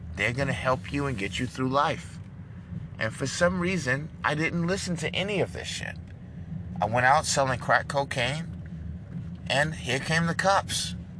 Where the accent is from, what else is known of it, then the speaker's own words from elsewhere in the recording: New York City, New York, United States; also born or lived in Brooklyn, New York; I was born in Manhattan, New York.